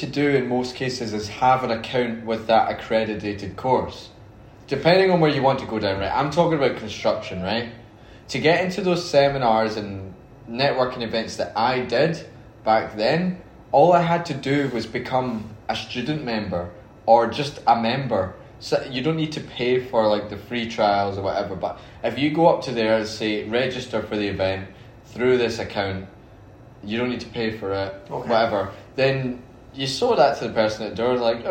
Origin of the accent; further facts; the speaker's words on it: Scotland, United Kingdom; I'm from Scotland